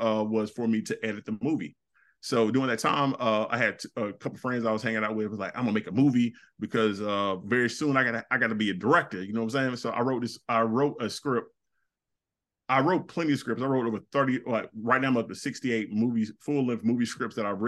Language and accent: English; the South, United States; I'm a dude from the South.